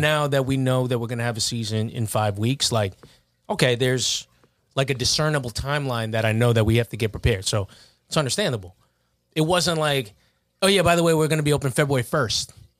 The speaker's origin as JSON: {"language": "English", "town": "Baldwin", "region": "New York", "country": "United States", "said": "I'm from Baldwin, but I would've went to Uniondale had I not gone to Kellenberg"}